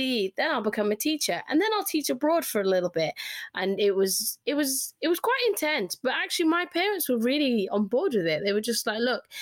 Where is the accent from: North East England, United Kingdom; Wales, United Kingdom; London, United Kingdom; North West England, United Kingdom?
Wales, United Kingdom; Cardiff; accent: Welsh twang; now in Greater Manchester, United Kingdom; I loved growing up in Cardiff